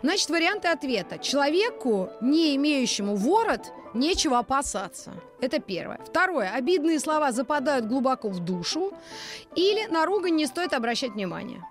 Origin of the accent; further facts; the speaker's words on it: Moscow, Russia; Из Москвы